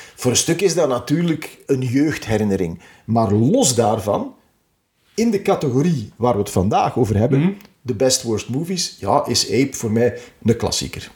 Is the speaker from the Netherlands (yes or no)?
no; Temse, Flanders, Belgium; mijn geboortedorp, Temse.